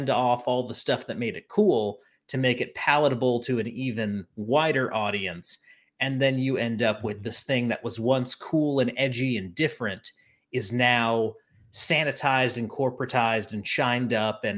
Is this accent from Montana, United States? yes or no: no; North Carolina, United States; now in Tennessee, United States; I'm from North Carolina